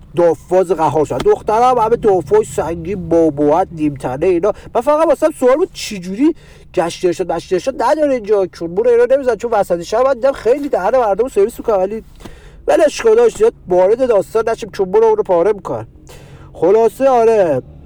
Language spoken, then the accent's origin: Persian; Tehran, Tehran Province, Iran; بچه پایین شهر